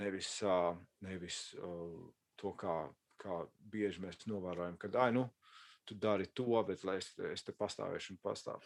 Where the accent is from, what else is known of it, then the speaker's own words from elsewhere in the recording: Latvia; now in Los Angeles, United States; mēs esam latvieši, mēs, mēs runājam latviešu